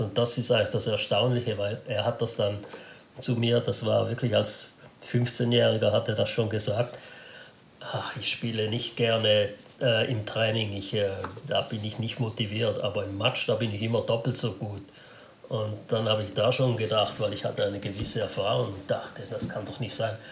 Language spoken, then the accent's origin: German; Switzerland; Wir Schweizer